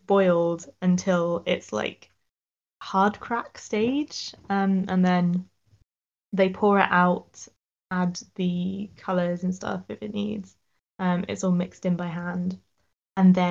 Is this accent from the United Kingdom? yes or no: yes; Sussex, South East England, United Kingdom; I'm from Sussex